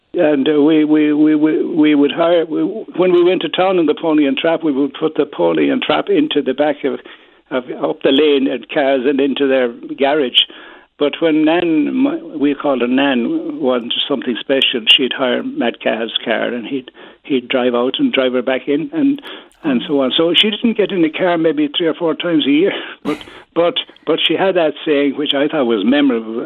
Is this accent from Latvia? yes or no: no; Killarney, Munster, Ireland; also born or lived in Fossa / Beaufort Bridge; now in Dublin, Ireland; I was born in Grenifus Killarney and I now live in Baldoyle, Dublin.